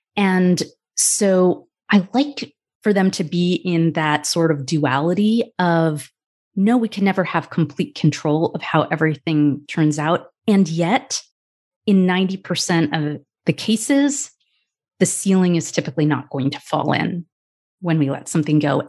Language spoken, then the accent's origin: English; United States; I'm Indian American, biracial